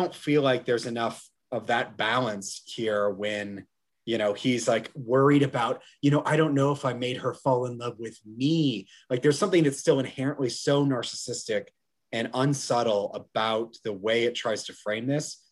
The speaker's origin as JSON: {"language": "English", "region": "Georgia", "country": "United States", "said": "I'm from Georgia"}